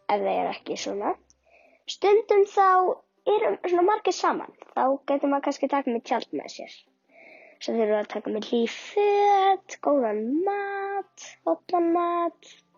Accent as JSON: {"language": "Icelandic", "town": "Kópavogur", "region": "Capital Region", "country": "Iceland", "said": "ég er frá Kópúi."}